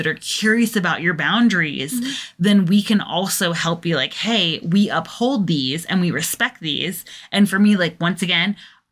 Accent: England, United Kingdom; moved away

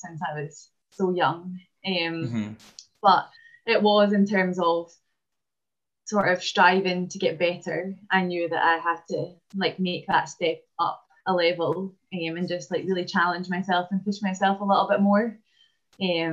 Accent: Falkirk, Scotland, United Kingdom; I was born in Falkirk in Scotland

